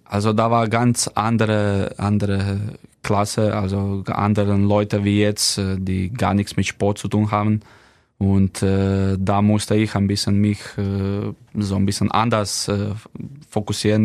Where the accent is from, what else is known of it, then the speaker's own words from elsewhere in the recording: Slovenia; German is a second language; moved away as an adult; now in Kiel, Germany; bei uns in Slowenien